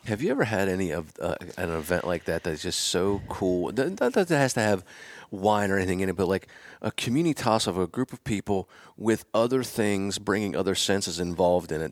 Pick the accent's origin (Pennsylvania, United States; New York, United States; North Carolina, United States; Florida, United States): Pennsylvania, United States; I'm from Pennsylvania, so like I bleed blue and white